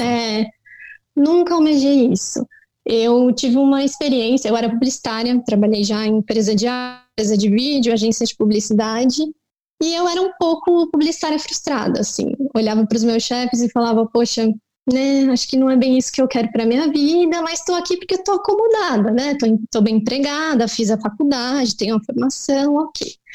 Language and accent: Portuguese; São Paulo, Brazil; eu cresci em São Paulo, cresci com meu pai